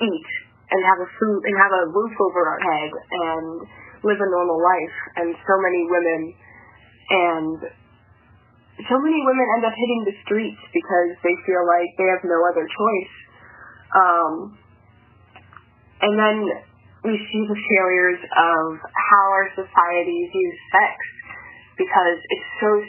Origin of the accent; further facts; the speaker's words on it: the South, United States; now in Washington, D.C., United States; Um, and from the South, and so I knew that sex workers were definitely a thing and existed and could be found in certain areas of my own hometown.